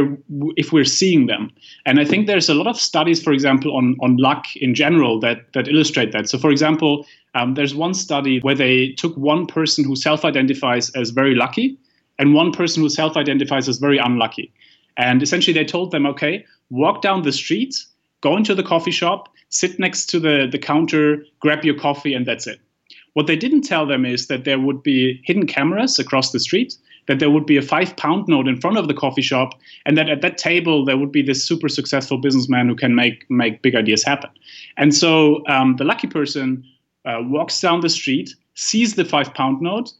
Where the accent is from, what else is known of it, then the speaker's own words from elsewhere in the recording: Germany; moved away; I come from Germany